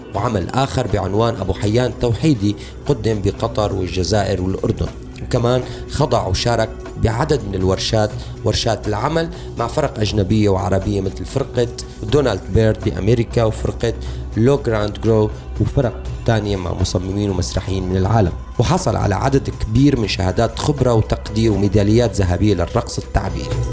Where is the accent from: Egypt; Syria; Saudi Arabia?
Syria